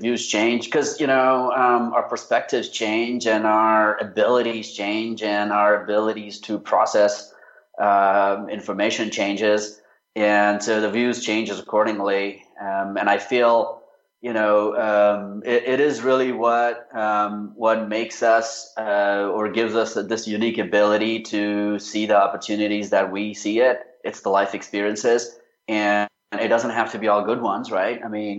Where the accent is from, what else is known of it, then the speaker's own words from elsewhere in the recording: India; also born or lived in Australia / Japan / United Kingdom; I grew up in India. My dad was in the armed forces, so we never really stayed in one city for more than a few years.